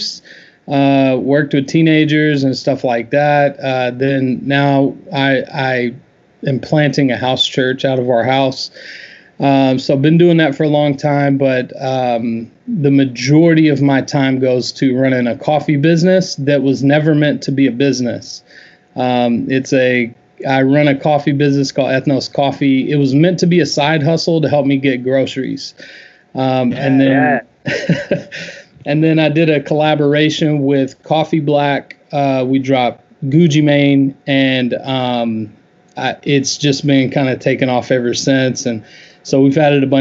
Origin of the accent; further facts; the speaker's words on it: Memphis, Tennessee, United States; moved away as an adult; also born or lived in Chicago / Louisville; born and raised in Memphis